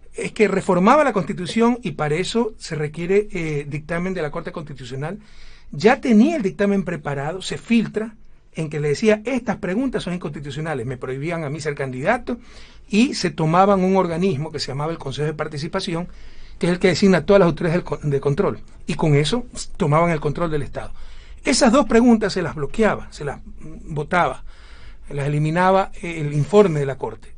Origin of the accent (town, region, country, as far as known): Ecuador